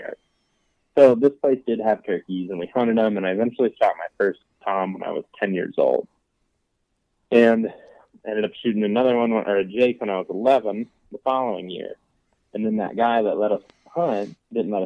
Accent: Western Ohio, United States; I grew up in Western Ohio

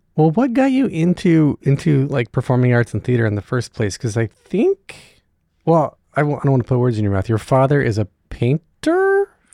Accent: North Carolina, United States; I grew up in North Carolina

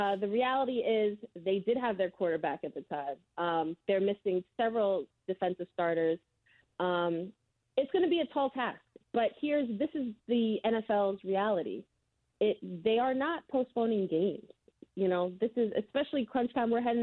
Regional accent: New York City, New York, United States; I'm from New York City

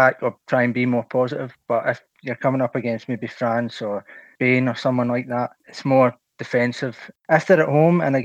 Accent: Scotland, United Kingdom; I'm from Scotland.

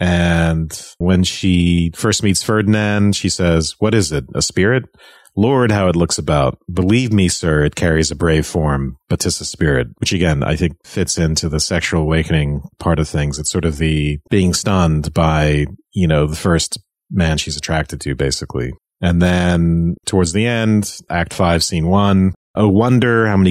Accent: Ireland; When I was growing up in Ireland

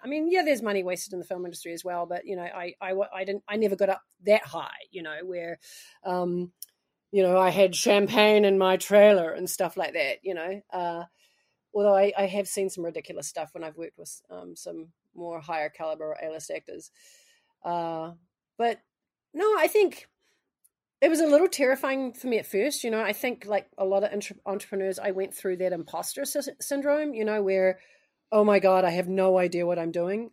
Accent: New Zealand; moved away as an adult; also born or lived in United States; I'm actually a Kiwi

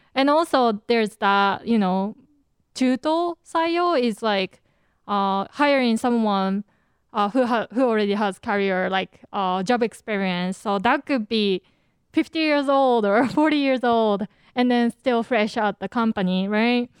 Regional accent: Japan; accent: Japanese; my Japanese accent

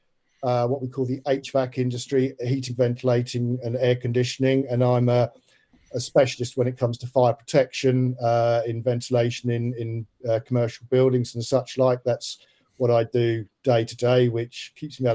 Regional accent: Portsmouth, South East England, United Kingdom; I'm a Pompey boy. I grew up in Farlington.

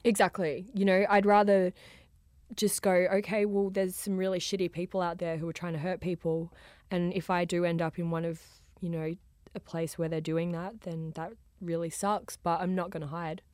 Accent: Australia; accent: Australian; I am from Australia

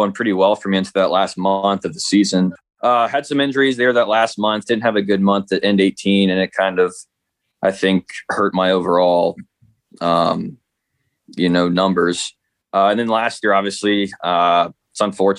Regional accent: Midwest, United States; I'm from the Midwest

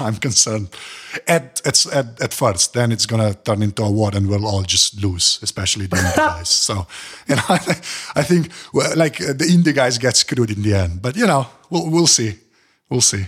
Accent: United States; I'm American

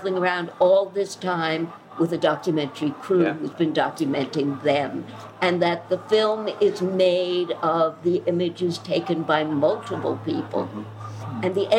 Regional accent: United States; I don't like to regard myself as American these days either.

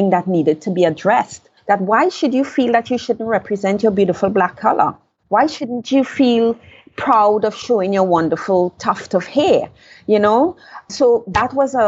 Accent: Trinidad & Tobago; I was born in Trinidad. I left Trinidad at age 21

